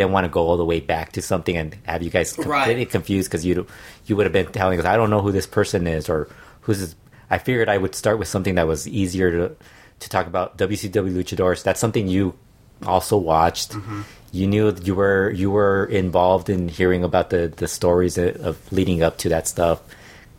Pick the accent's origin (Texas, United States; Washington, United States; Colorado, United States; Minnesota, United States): Texas, United States; El Paso; moved away; also born or lived in Juárez; That is my old home